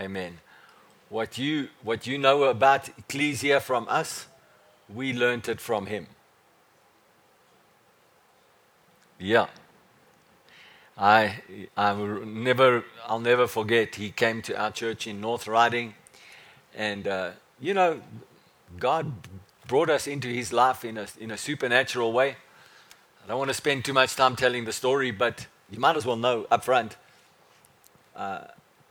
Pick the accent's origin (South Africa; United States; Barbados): South Africa; I said, "From South Africa."